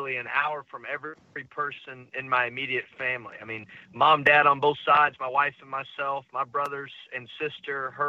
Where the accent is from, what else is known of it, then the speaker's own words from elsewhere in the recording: Texas, United States; my home state of Texas